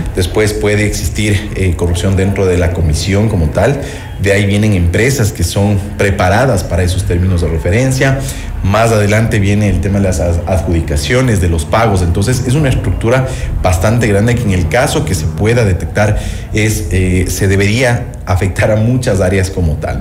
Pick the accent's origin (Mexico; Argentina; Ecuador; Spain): Ecuador